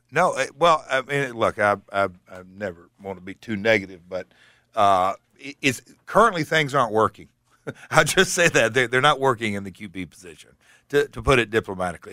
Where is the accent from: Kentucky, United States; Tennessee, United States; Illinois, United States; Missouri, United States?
Tennessee, United States; Hendersonville; Hendersonville, my hometown